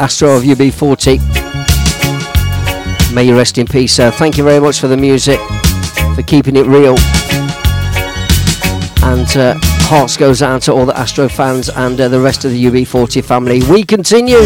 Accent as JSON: {"language": "English", "town": "Leicester", "region": "East Midlands", "country": "United Kingdom", "tie": "born or raised there", "said": "originally from Leicester, my hometown"}